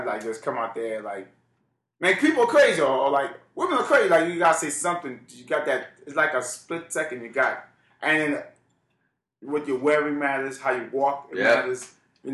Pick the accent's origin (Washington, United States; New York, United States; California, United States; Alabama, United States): New York, United States; New York City; born or raised there